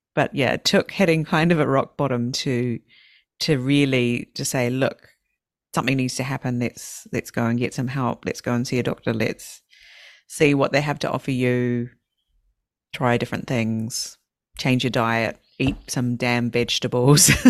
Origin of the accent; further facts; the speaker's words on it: New Zealand; I'm from New Zealand. In in New Zealand, we have our native people